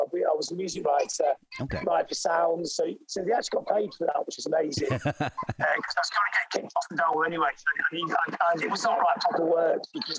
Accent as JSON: {"language": "English", "town": "Blackpool", "region": "North West England", "country": "United Kingdom", "tie": "born or raised there", "said": "and we were growing up in Blackpool in England, which is a seaside town. It's like Coney Island."}